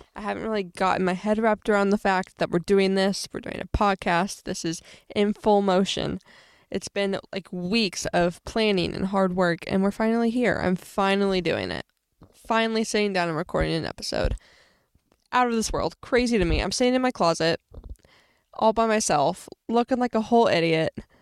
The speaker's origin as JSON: {"language": "English", "town": "Springfield", "region": "Illinois", "country": "United States", "tie": "born or raised there", "said": "I was born and raised in Springfield, Illinois."}